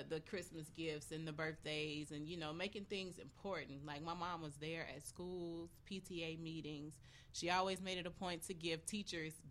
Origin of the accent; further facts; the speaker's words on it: Hattiesburg, Mississippi, United States; moved away as an adult; now in Chicago, United States; I'm from Hattiesburg, Mississippi. born and raised. I just moved here to Chicago like 6 months ago